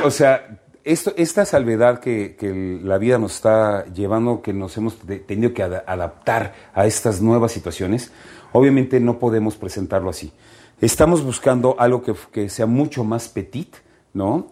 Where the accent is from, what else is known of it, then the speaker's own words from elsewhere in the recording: Mexico; como mexicanos